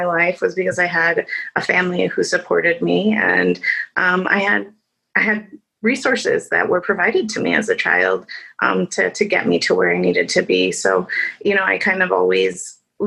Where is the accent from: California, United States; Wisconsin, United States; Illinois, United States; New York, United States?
Illinois, United States; Chicago; I was born and raised in Chicago in the Humboldt Park area